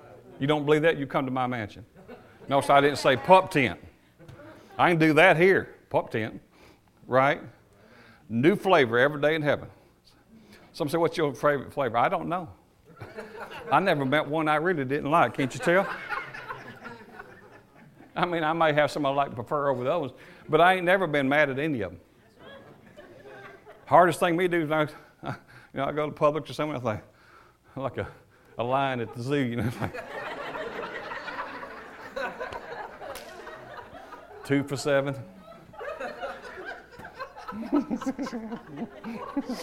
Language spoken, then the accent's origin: English; United States; I am an American